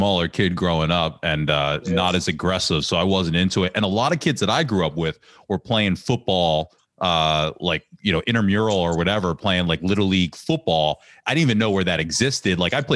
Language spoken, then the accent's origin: English; Ambler, Pennsylvania, United States; I grew up in South Ambler, down by like the McDonald's